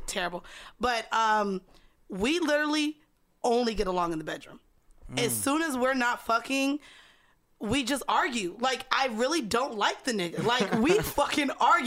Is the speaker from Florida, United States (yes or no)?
yes; Florida, United States; moved away as an adult; now in New York, United States; we're both from Florida